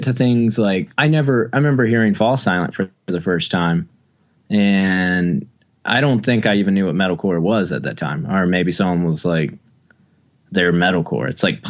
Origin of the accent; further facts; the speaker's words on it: Wilmington, North Carolina, United States; It's like growing up in Wilmington, North Carolina, it was, you kind of just went to shows, like you know, so you just kind of went to anything.